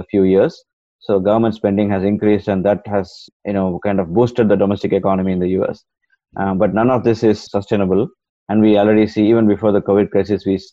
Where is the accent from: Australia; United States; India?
India; moved away; I'm originally from India